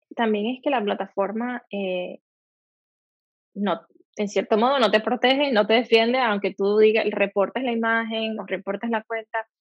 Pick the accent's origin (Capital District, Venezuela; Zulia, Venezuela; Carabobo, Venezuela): Zulia, Venezuela; Maracaibo; moved away as an adult; also born or lived in Barcelona, Spain; now in Los Angeles, United States; yo salí de Maracaibo, estoy trabajando aquí